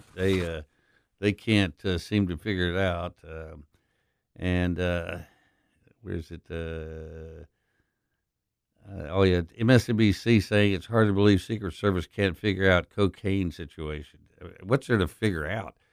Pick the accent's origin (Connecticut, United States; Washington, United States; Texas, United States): Texas, United States; Permian Basin, West; moved away as an adult; also born or lived in Dallas, Texas; now in Memphis, United States; I grew up in the Permian Basin in West Texas